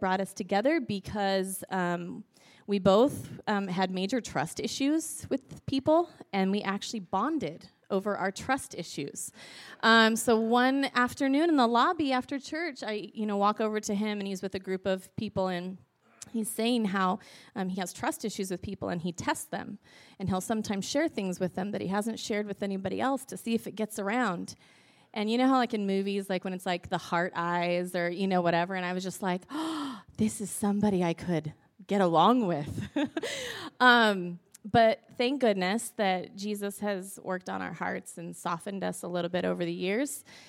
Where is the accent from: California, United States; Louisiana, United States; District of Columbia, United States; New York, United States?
California, United States; Northern; now in Vancouver, Washington, United States; Pete and I, we both grew up in Northern California